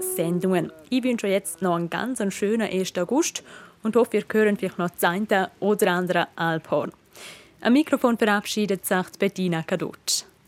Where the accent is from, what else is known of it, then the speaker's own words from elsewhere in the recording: Switzerland; bei uns in der Schweiz